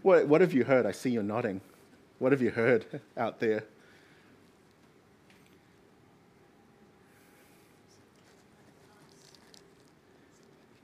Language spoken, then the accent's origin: English; Gisborne, New Zealand; I'm from Gisborne